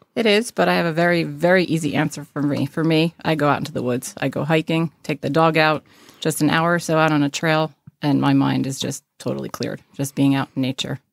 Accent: Caldwell, New Jersey, United States; also born or lived in Texas; So I did grow up in North Jersey, small town, and moved one county away, which is only five minutes from that small town

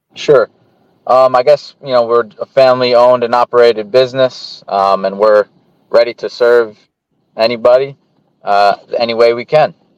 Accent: Pennsylvania, United States; growing up in Pennsylvania

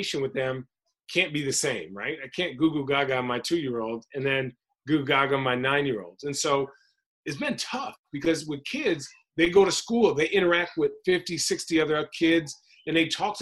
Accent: Phoenix, Arizona, United States; also born or lived in White Plains, New York / New Hampshire; I'm from Phoenix, so growing up, like, watching Charles Barkley

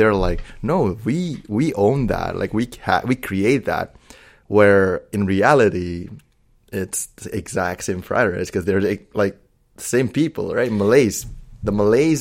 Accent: Indonesia; English is a second language; moved away; I'm from Indonesia

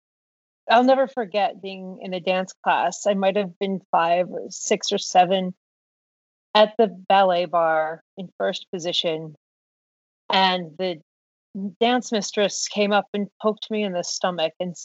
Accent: Downingtown, Pennsylvania, United States; I grew up in suburban Pennsylvania, Downingtown

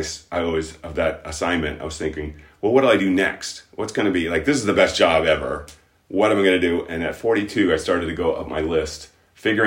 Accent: Key West, Florida, United States; moved away; I'm originally from Key West

